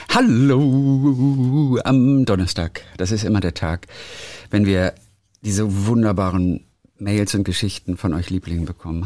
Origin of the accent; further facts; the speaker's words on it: Germany; bei uns in Deutschland